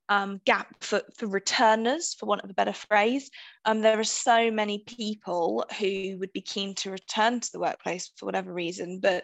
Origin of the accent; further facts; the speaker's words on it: United Kingdom; being British